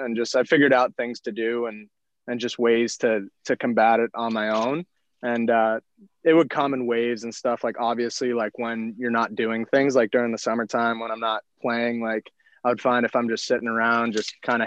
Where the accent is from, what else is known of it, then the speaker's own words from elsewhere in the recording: Mahwah, New Jersey, United States; moved away; I'm from Mahwah, New Jersey originally